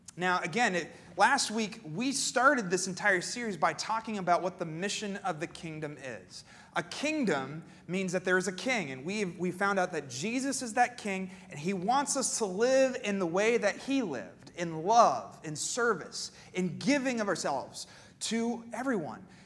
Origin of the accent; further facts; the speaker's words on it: Pennsylvania, United States; moved away; I grew up in Pennsylvania